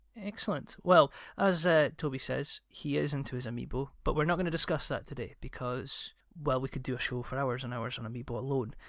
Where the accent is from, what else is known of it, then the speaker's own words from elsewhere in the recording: Scotland, United Kingdom; I'm Scottish